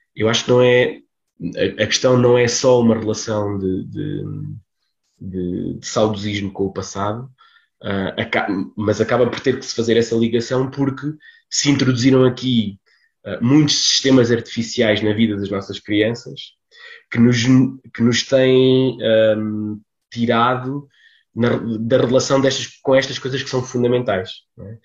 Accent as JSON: {"language": "Portuguese", "country": "Portugal", "tie": "born or raised there", "moved": "yes", "said": "vilas, como a, a, minha, onde eu, onde eu cresci, não, não onde eu nasci, mas onde, onde eu cresci"}